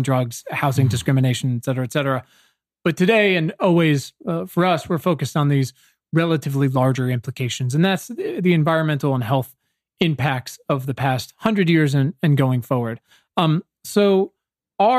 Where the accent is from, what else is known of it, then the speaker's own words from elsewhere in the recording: Southeastern Virginia, United States; I'm from Southeastern Virginia. My high school's 50% black